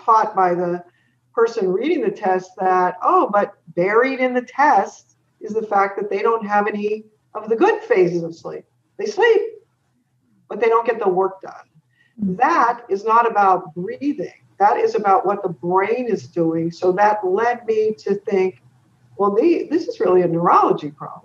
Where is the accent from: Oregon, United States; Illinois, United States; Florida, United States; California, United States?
California, United States; San Jose; also born or lived in San Francisco; I was born in San Francisco and then grew up in San Jose